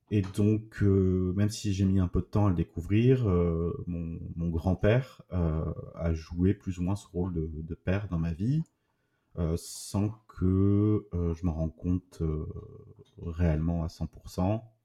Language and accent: French; Toulouse, Occitania, France; je suis né à Toulouse euh, en 87